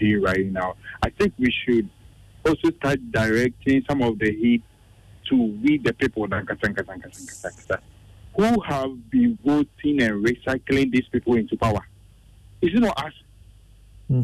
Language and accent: English; Ghana; I am the Ghanaian. I am the citizen.